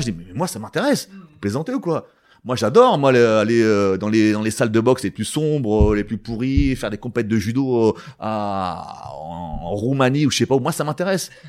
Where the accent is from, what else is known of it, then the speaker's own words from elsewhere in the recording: Val-d'Oise, Île-de-France, France; je viens du Val d'Oise